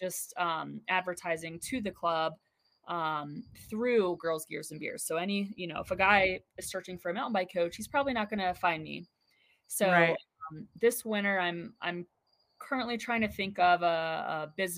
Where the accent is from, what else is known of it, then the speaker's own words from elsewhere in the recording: Ohio, United States; now in Colorado, United States; growing up in Ohio